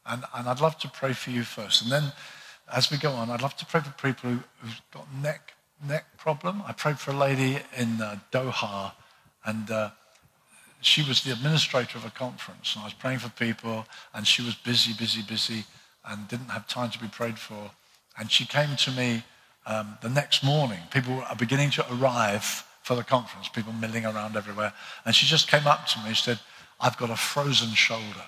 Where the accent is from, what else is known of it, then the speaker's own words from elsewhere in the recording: United Kingdom; us as British people